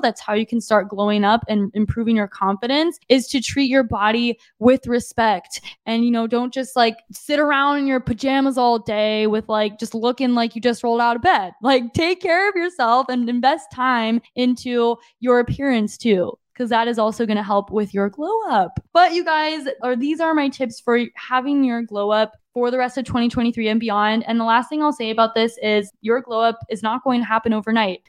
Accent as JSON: {"language": "English", "town": "Lake Havasu City", "region": "Arizona", "country": "United States", "tie": "born or raised there", "moved": "as an adult", "lives_now": "San Diego, United States", "said": "my hometown is, it's growing, like Havasu, Havasu vibes"}